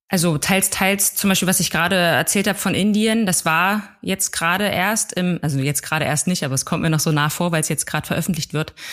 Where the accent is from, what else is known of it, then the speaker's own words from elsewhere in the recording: Plessa, Brandenburg, Germany; Ich komme aus einem kleinen Dorf namens Plessa in Südbrandenburg und da lebe ich aktuell auch wieder